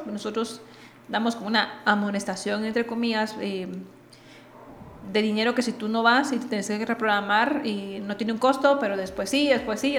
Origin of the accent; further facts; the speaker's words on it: Guatemala; yo soy guatemalteca